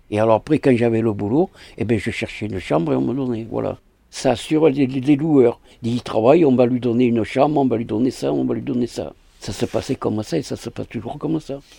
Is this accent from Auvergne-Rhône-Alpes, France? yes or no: no; Aix-en-Provence, Provence-Alpes-Côte d'Azur, France; born there; je suis né le 5-5-47 à Aix-en-Provence.